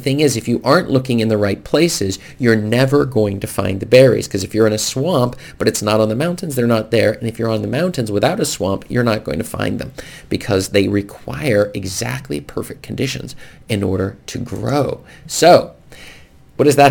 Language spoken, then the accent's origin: English; United States; now in Norway; where I grew up in America